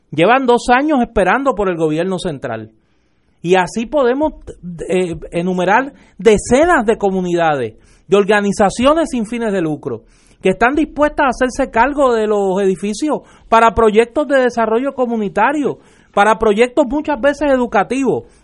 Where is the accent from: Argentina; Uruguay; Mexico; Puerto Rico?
Puerto Rico; Caguas; allá en mi pueblo en Cagua.